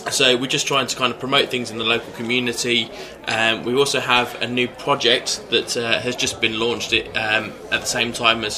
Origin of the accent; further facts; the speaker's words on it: Hemel Hempstead, East of England, United Kingdom; from where I was originally born and raised in Hemel